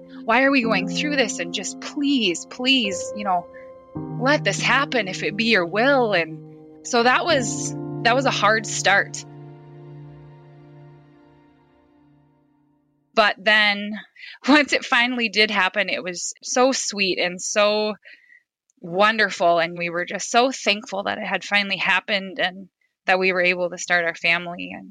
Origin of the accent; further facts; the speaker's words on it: Fairfax, South Dakota, United States; moved away as an adult; now in Sioux Center, United States; I grew up in Fairfax, South Dakota. It's really, really tiny town.